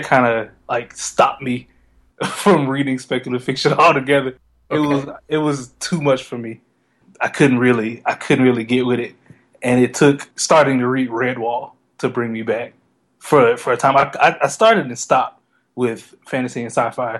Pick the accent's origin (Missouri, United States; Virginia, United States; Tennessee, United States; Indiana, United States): Tennessee, United States; Memphis; I'm from Memphis, Tennessee, when I was in elementary school here